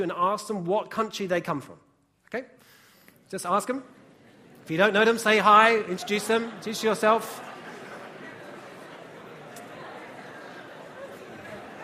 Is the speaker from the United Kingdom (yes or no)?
yes; United Kingdom; I'm from Britain